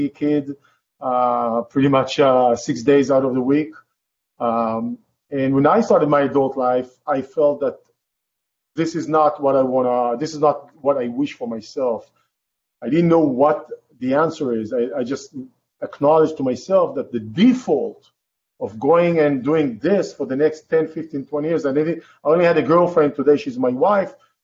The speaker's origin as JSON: {"language": "English", "country": "Israel", "tie": "born or raised there", "second_language": "English", "moved": "as an adult", "lives_now": "California, United States", "said": "originally, I'm from Israel. I was born in Israel, raised in Israel."}